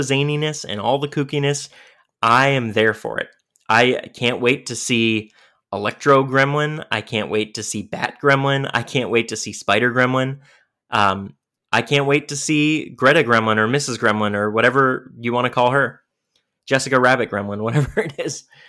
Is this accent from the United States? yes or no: yes; New York, United States; I'm from New York